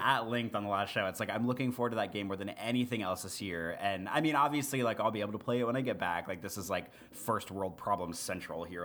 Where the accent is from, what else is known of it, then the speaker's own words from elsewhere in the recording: Missouri, United States; moved away; where I grew up in Missouri